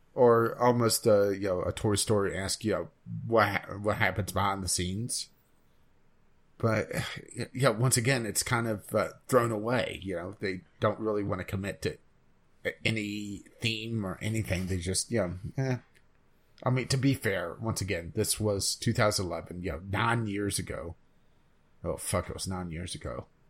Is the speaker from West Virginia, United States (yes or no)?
yes; West Virginia, United States; my home state